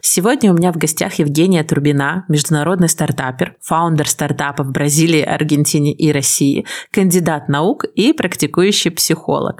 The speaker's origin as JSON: {"language": "Russian", "country": "Belarus", "said": "я белоруска"}